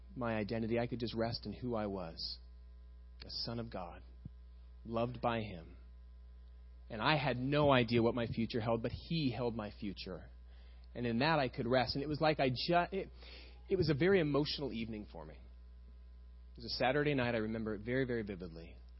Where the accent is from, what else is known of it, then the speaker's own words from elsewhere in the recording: Costa Mesa, California, United States; I was raised over in West Side Costa Mesa, about five miles from here